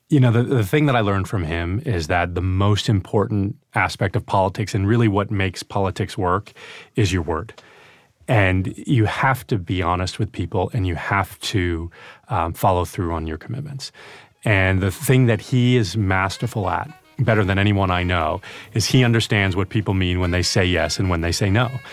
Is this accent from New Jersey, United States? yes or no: no; Albany, New York, United States; also born or lived in Glens Falls, New York; upstate New York from Albany